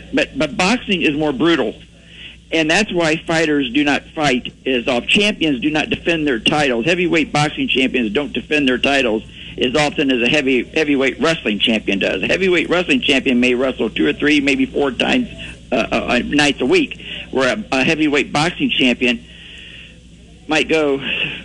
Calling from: Miami Township, Dayton, Ohio, United States; I'm calling from Miami Township

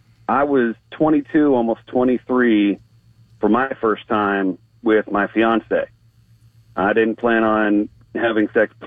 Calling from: Destin, Florida, United States; I'm calling from Destin.

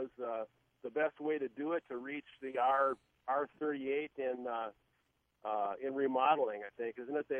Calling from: Farmington, Minnesota, United States

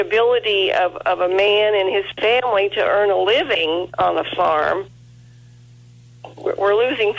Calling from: El Dorado Springs, Missouri, United States; El Dorado Springs, Missouri.

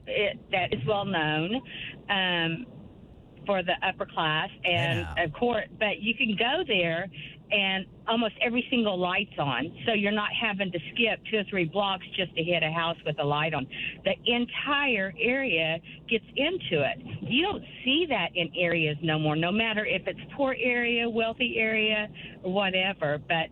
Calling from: Bartlesville, Oklahoma, United States; I'm calling from Bartlesville.

